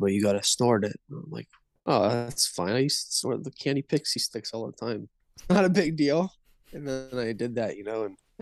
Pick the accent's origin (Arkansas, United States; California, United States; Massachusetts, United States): California, United States; Northern; I'm from Northern California